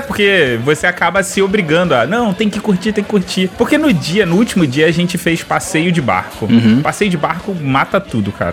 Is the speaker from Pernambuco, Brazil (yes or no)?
no; Rio de Janeiro, Brazil; eu sou carioca